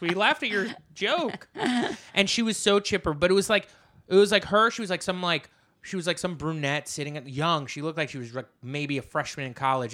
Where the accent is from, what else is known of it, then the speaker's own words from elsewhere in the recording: New Jersey, United States; now in New York City, United States; I come from Jersey, you know, and now I live in New York City